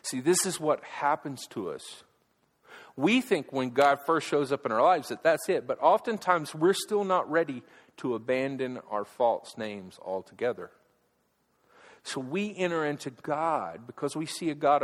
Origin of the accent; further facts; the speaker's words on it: Alabama, United States; I'm from Alabama.